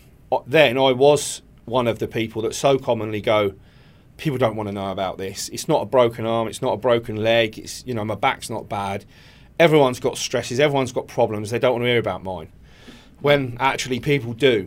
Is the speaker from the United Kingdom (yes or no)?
yes; Eastbourne, South East England, United Kingdom; I'm originally from Eastbourne